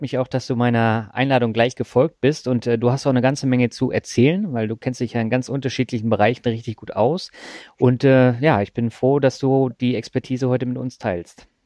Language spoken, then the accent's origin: German; Swabia, Germany; moved away; in meine alte Heimat, nämlich das Schwabenland